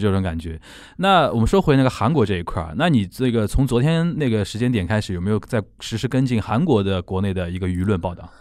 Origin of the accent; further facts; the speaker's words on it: Shanghai, China; 我们上海话